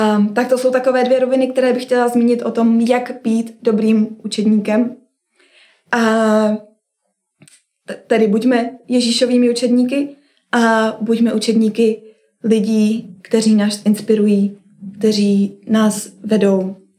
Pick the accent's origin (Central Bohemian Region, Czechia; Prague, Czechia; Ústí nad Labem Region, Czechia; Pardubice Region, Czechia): Central Bohemian Region, Czechia; Kolín; moved away as an adult; u nás v Kolíně